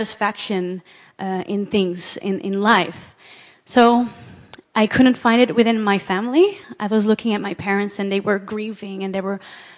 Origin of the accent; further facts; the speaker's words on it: Amsterdam, North Holland, Netherlands; I was born here in Amsterdam, and just grew up here